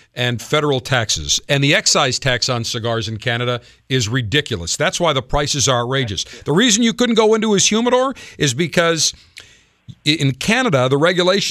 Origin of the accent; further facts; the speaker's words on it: Buffalo, New York, United States; I grew up in Buffalo.